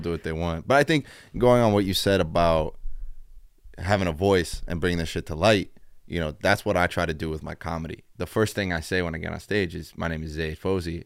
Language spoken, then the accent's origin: English; Dayton, Ohio, United States; now in Chicago, United States; I'm originally from Dayton, Ohio.